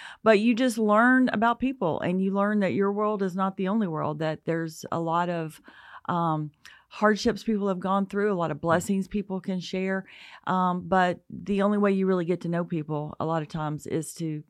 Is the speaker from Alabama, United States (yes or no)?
yes; Alabama, United States; Well, I grew up in North Alabama in the Huntsville, Athens area, and I was fortunate to attend Athens Bible School K through 12.